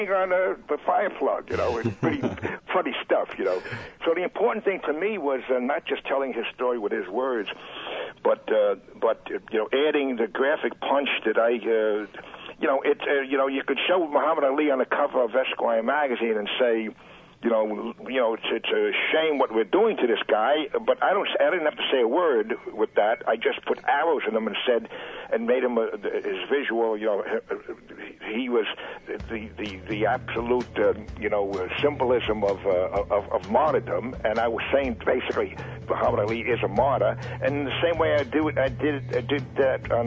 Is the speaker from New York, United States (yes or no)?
yes; New York, United States; which I grew up with in New York